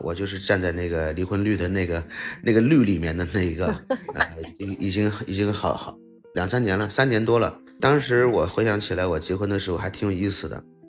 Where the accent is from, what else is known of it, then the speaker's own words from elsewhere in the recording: Tianjin, China; 其实我就是天津人，我，我祖籍在天津